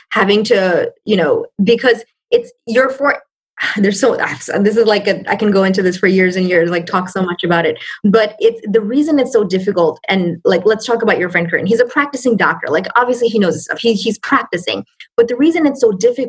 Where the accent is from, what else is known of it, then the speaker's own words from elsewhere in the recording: New York City, New York, United States; moved away as an adult; also born or lived in Bangladesh; I came to the States. I lived in New York. I'm from New York. So I lived, I came here when I was six, when I was 6 years old.